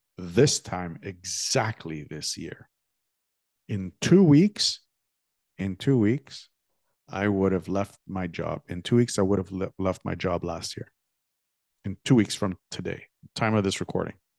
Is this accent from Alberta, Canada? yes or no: no; Toronto, Ontario, Canada; also born or lived in Greece; when I was a kid growing up in Toronto